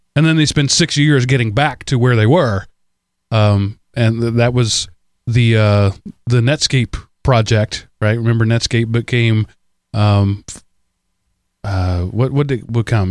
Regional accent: United States; as an American citizen

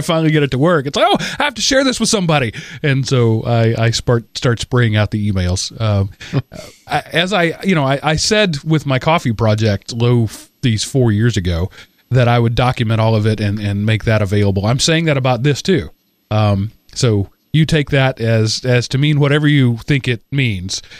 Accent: United States; being an American

